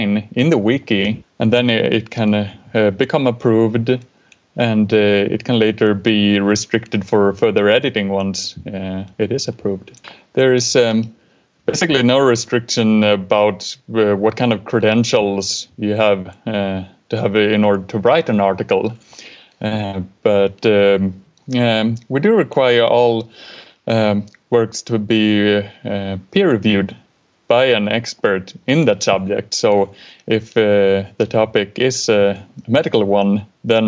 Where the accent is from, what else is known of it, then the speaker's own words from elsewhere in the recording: Sweden; I'm from Sweden